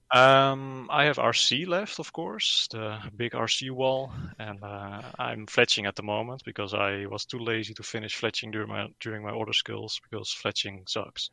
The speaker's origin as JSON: {"language": "English", "country": "Netherlands", "said": "I'm from the Netherlands"}